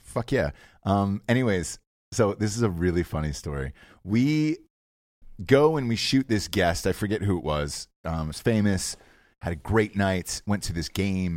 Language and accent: English; Georgia, United States; moved away as an adult; also born or lived in Ohio; I grew up in Georgia my entire life